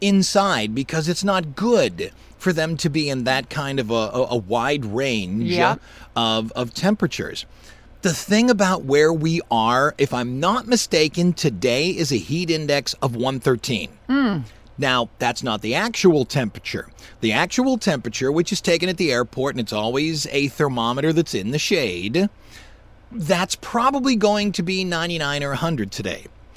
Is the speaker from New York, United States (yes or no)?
no; Louisiana, United States; No, we're from Louisiana.